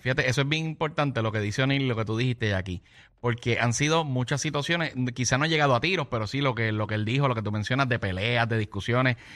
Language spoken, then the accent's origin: Spanish; Gurabo, Puerto Rico; yo soy de Gurabo.